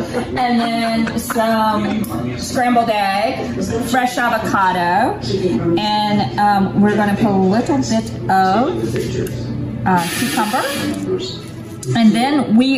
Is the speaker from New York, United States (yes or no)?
no; Hawaii, United States; I'm Hawaiian.